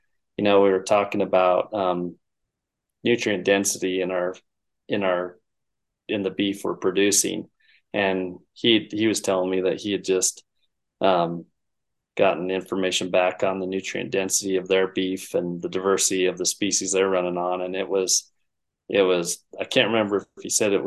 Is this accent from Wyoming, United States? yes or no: yes; the Bighorn Basin, North Central Wyoming, United States; moved away as an adult; now in Missoula, United States; I was born and raised in North Central Wyoming, the Bighorn Basin there, and I grew up working on ranches there